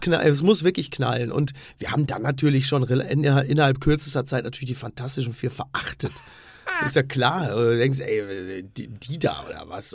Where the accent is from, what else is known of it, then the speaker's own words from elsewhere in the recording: Castrop-Rauxel, North Rhine-Westphalia, Germany; ich komme aus dem Ruhrgebiet, also kastrop rauxel da hast du drumrum Herne, Oberhausen und so.